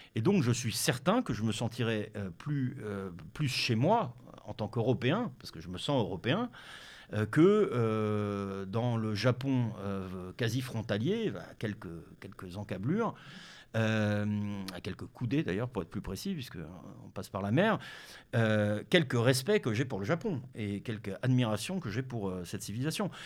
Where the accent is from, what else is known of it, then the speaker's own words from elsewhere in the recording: Denmark; moved away; Je suis né au Danemark. Le hasard de la vie euh, m'a fait naître au Danemark